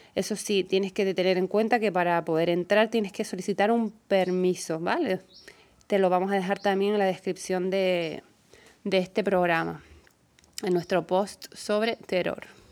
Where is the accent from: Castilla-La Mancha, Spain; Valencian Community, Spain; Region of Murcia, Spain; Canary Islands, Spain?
Canary Islands, Spain; Gran Canaria